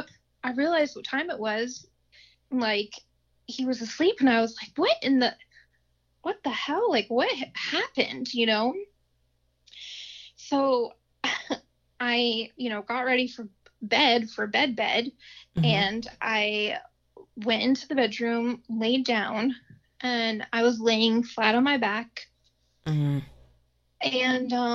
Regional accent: Findlay, Ohio, United States; moved away as an adult; now in Dayton, United States; We ended up moving down to the Dayton area because we're originally from Findlay

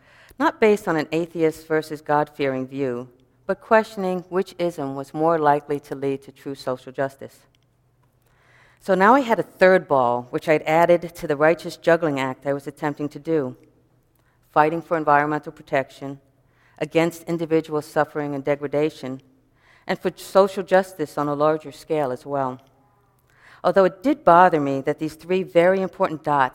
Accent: New York City, New York, United States; growing up in New York City

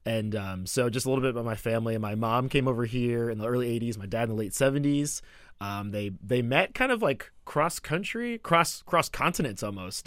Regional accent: Atlanta, Georgia, United States; accent: American; moved away; also born or lived in Ramsey, New Jersey; I call Atlanta my hometown now 'cause I went to college there. It was my formative years

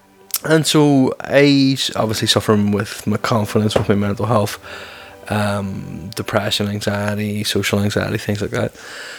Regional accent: Belfast, Northern Ireland, United Kingdom; because I do get a lot of stick about my accent, because I'm from Belfast and I tone my accent down.

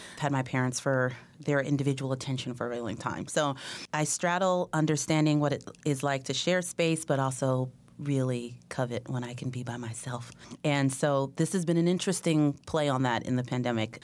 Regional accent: Oakland, California, United States; moved away as an adult; also born or lived in New Jersey; now in Sacramento, United States; I grew up in Oakland

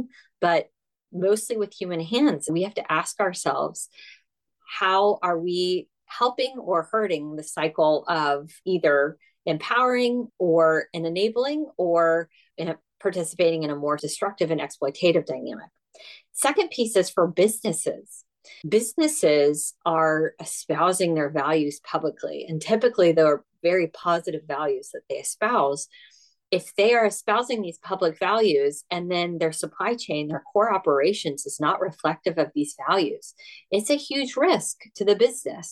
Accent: United States; accent: American; I'm American

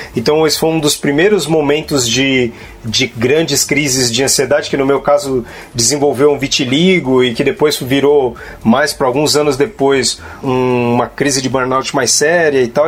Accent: Guarulhos, São Paulo, Brazil; eu, eu, eu, venho de periferia também, de Guarulhos

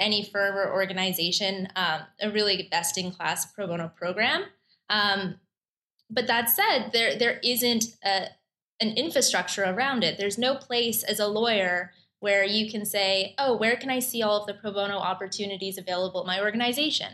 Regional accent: Canada; moved away as an adult; now in New York, United States; I'm originally Canadian

